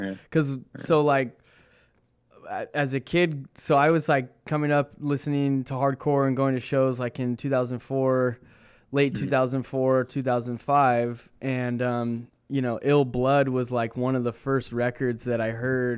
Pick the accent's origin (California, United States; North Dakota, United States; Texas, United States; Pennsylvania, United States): California, United States; Corona; I grew up in Corona, California, and we had a venue called the Showcase Theater